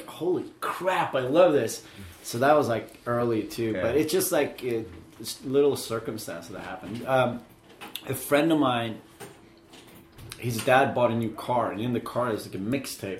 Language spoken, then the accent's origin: English; Umeå, Västerbotten County, Sweden; Still live, like really far north in Sweden